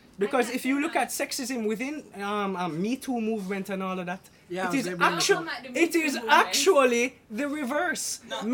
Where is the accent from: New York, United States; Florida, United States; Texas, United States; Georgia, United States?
Florida, United States; I was raised in Florida.